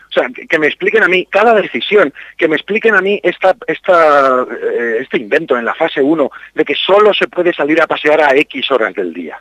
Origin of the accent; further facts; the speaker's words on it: Campo de Criptana, Castilla-La Mancha, Spain; also born or lived in Berlin; now in Madrid, Spain; yo soy del campo de Cristana, me siento muy orgulloso de mi pueblo